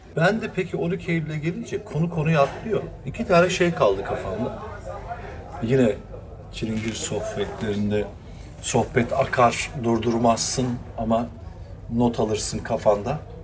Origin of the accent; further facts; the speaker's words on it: Taşeli, Mersin, Turkey; Biz de Taşeli'liyiz